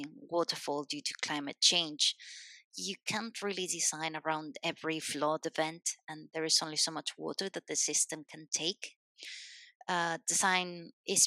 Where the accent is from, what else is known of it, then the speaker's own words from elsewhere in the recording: Spain; English is a second language; also born or lived in Madrid, Spain / Scotland; I'm a Spanish civil engineer